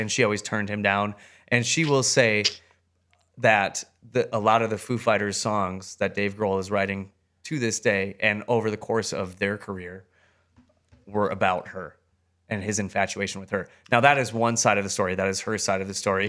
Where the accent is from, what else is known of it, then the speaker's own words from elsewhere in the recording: Wisconsin, United States; my hometown in Wisconsin